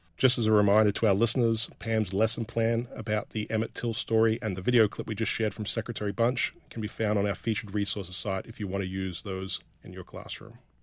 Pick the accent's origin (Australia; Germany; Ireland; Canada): Australia; rural northern Australia; growing up in rural northern Australia